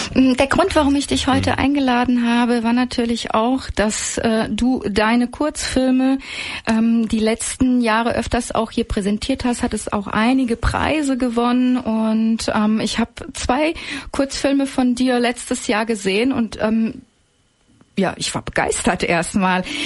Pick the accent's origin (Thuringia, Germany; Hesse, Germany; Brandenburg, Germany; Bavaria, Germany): Hesse, Germany; Frankfurt; bei uns in Frankfurt